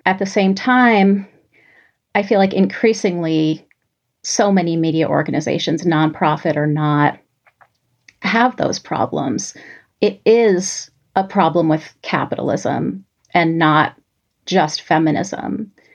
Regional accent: New York City, New York, United States; growing up in New York City

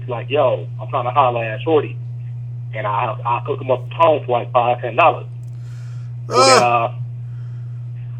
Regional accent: Rochester, New York, United States; now in Atlanta, United States; I'm actually originally from upstate New York, Rochester. 585 represent.

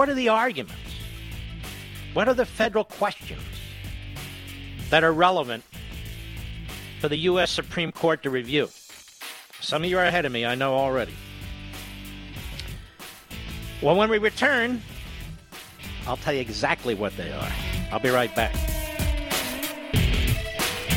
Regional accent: Pennsylvania, United States; the Commonwealth of Pennsylvania, where I was born. The heart of liberty, Philadelphia

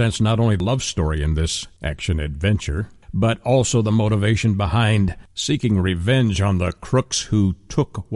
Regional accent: Canada; I am a Canadian. I will just reveal that. My citizenship, my background is Canadian

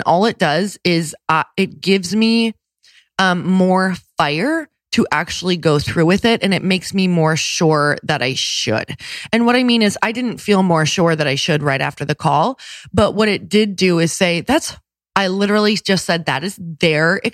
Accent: Midwest, United States; I'm from the Midwest

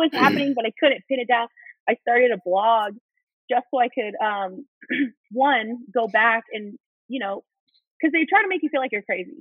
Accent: Orlando, Florida, United States; moved away as an adult; also born or lived in New Mexico / Los Angeles / Washington, District of Columbia, United States; Orlando is my hometown, like from when I was a kid.

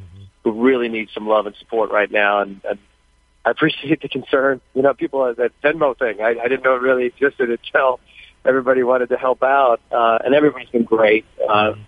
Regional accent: California, United States; my hometown

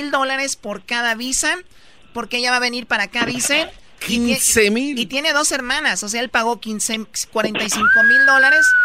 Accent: Mexico; soy mexicana, estoy en México, ¿cuánto me costaría un trámite para sacar mi visa, para venir acá?

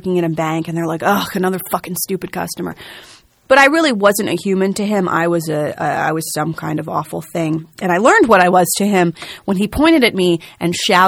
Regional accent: New Jersey, United States; I am a girl from New Jersey

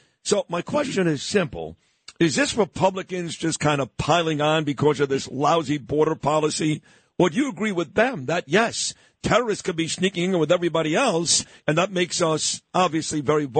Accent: New York, United States; maybe because I'm a New Yorker

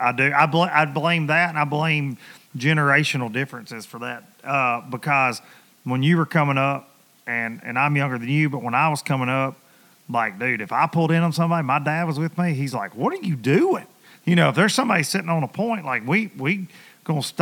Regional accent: United States; growing up on the Tennessee River

